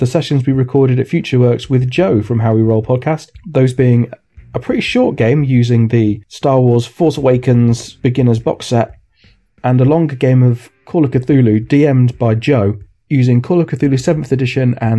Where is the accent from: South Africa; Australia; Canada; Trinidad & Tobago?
South Africa; accent: South African; my South African accent